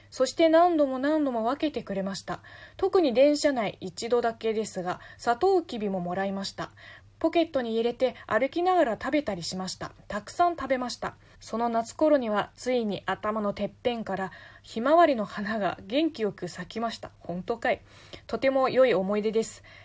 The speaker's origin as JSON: {"language": "Japanese", "region": "southern China", "country": "China", "tie": "born or raised there", "second_language": "Japanese", "moved": "yes", "lives_now": "Japan", "said": "私の地元も含めて中国の南地方"}